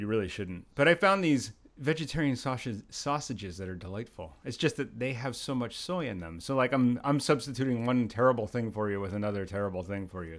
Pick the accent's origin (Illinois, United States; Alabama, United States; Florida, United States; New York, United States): New York, United States; Brooklyn; from Brooklyn, 'cause I was in Pennsylvania